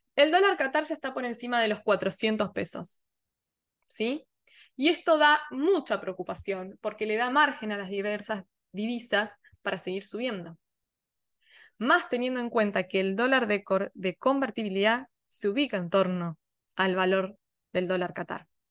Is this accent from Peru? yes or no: no; Argentina; somos nosotros, somos Argentina